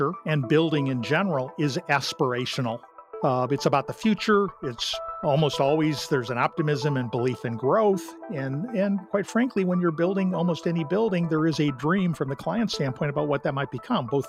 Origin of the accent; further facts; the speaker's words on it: St. Louis, Missouri, United States; I grew up in St. Louis